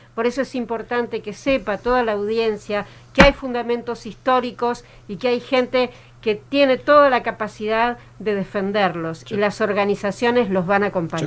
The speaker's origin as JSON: {"language": "Spanish", "country": "Argentina", "said": "Somos argentinos"}